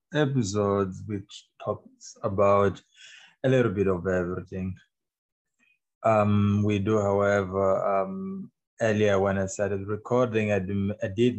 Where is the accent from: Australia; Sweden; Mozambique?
Mozambique; Mozambique is my home country, is where I come from